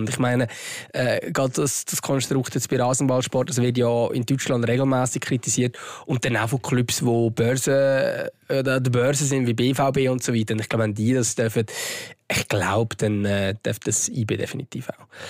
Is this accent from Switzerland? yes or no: yes; Switzerland; dass wir hier in der Schweiz geboren sind